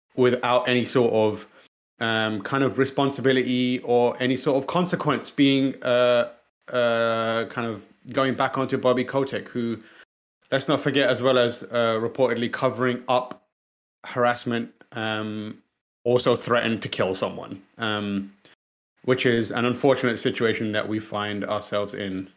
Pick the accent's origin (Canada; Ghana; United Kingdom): United Kingdom; British people